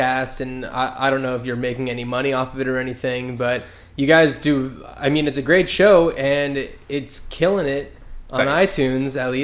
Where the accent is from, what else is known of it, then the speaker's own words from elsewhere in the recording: Union County, New Jersey, United States; I'm from Union County, so closer to New York